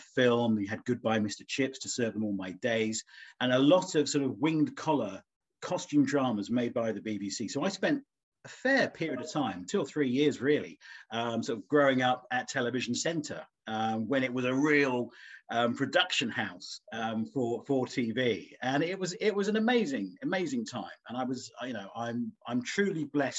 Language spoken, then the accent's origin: English; Felixstowe, East of England, United Kingdom; also born or lived in Melton; I was born, I'm told, on the right side of the road in the Phyllis Memorial. And we left Melton 2 days later, and I grew up in Felixstowe